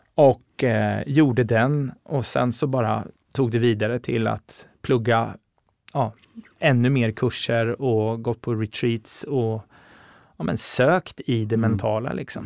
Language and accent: Swedish; Linköping, Östergötland, Sweden; moved away as an adult; now in Stockholm, Sweden; Jag är från Linköping från början. Mm. Så jag gjorde mina, gjorde, eh, jag bodde mina första 18 år i Linköping